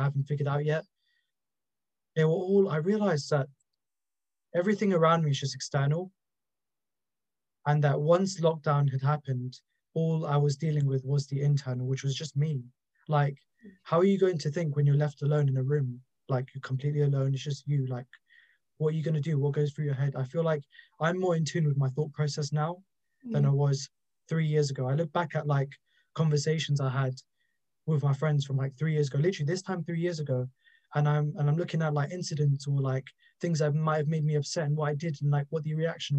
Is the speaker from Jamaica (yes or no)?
no; London, United Kingdom; I'm from London